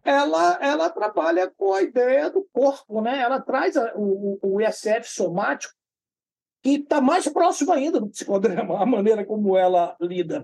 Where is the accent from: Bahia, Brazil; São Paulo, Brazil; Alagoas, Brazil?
Bahia, Brazil; Salvador; eu sou aqui de Salvador, né, da Bahia, no Brasil